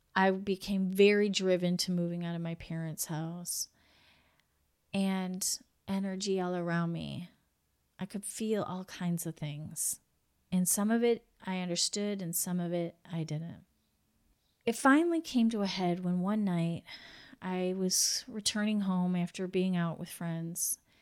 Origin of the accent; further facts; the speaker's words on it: United States; I'm from the U S